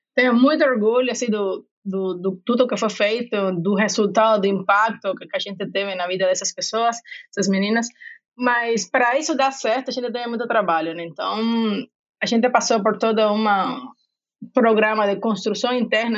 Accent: Cuba; Portuguese is a second language; moved away as an adult; also born or lived in Rio de Janeiro / Salvador; now in São Paulo, Brazil; como vocês podem ver pelo meu sotaque, não sou brasileira, sou de Cuba, mas moro no Brasil tem 14 anos

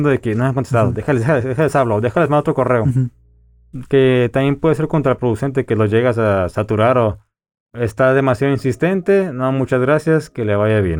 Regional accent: Mexico

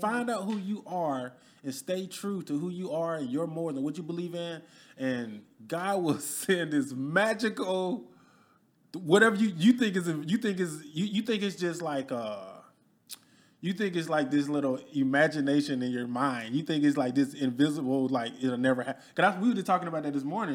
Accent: Alabama, United States; moved away as an adult; also born or lived in Detroit, Michigan; now in Dallas, United States; I'm originally born and raised in Alabama

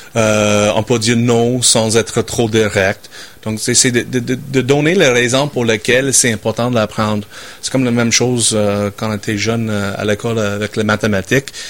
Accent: Saskatchewan, Canada; French is a second language; moved away as an adult; now in Quebec City, Canada; je viens de la Saskatchewan. Euh, j'étais né en Saskatchewan dans un petit village qui s'appelle Town. J'ai grandi sur la ferme

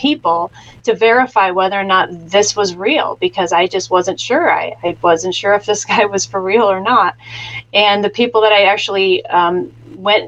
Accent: Chicago, Illinois, United States; I was raised in the Midwest in the southern Chicago area

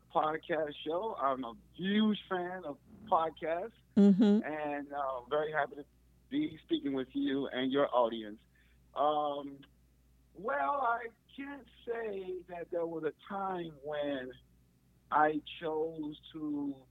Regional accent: Chicago, Illinois, United States; I grew up in the Robert Taylor Homes in Chicago

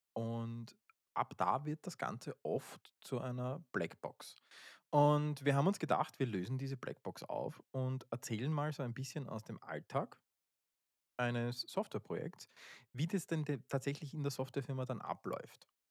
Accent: Austria; Wir sind aus Österreich, das hört man ja

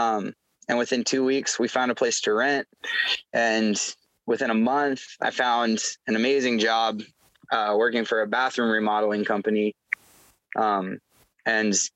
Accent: Milwaukee, Wisconsin, United States; moved away as an adult; also born or lived in Okinawa / Idaho; now in New Hampshire, United States; I grew up in, Milwaukee, Wisconsin

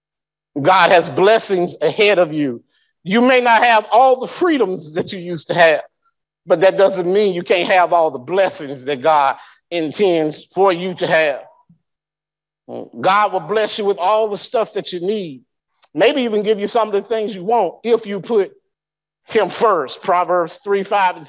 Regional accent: Birmingham, Alabama, United States; moved away; also born or lived in Anniston / Fort Polk; I grew up in Birmingham

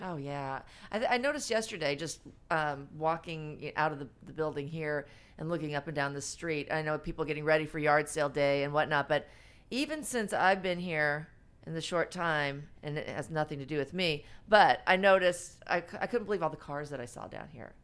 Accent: Farmington, Missouri, United States; I'm from Farmington

